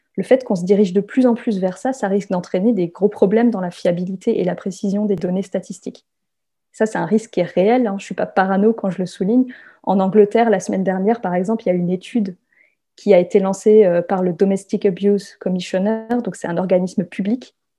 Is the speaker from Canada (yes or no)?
no; France; also born or lived in south-west France; Je suis française